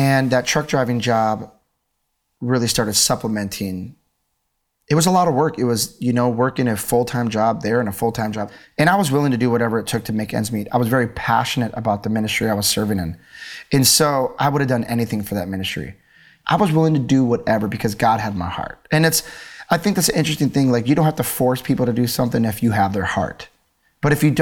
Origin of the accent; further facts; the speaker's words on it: Milwaukee, Wisconsin, United States; I grew up in Milwaukee, Wisconsin